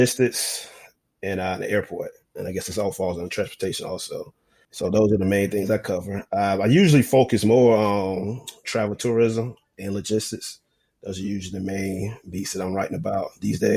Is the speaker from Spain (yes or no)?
no; North Carolina, United States; moved away as an adult; now in Memphis, United States; I'm from North Carolina, so I worked for a daily paper there, actually in my hometown